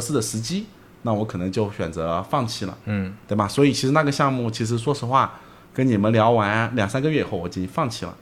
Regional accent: Zhejiang, China; 我是浙江人

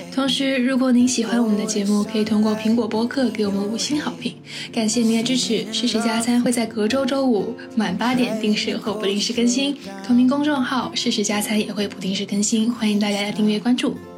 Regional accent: Shenzhen, Guangdong, China; 我们确实很幸运，能从小就生活在这座城市

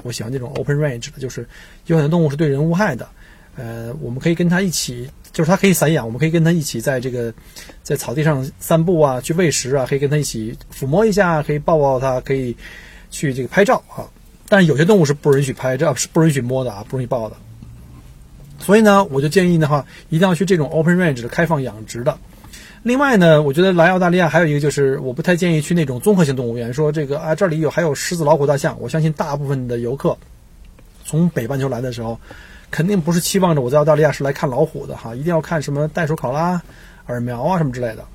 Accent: China; 我们中国人

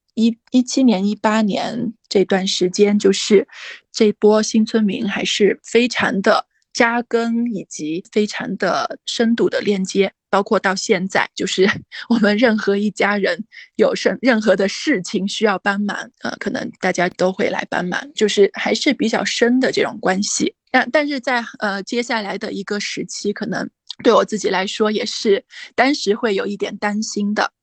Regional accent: Weishan, Yunnan, China; moved away as an adult; also born or lived in Kunming; 我的老嗯。家是那个大理微商

